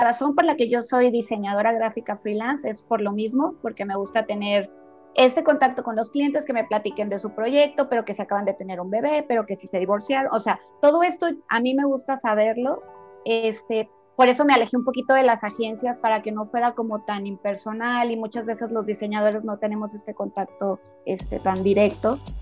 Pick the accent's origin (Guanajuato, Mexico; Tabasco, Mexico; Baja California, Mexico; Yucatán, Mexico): Tabasco, Mexico; now in Guadalajara, Mexico; soy tabasqueña, llevo casi 18 años viviendo en Guadalajara